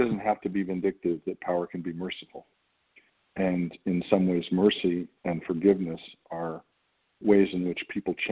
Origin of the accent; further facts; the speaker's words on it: United States; As an American actor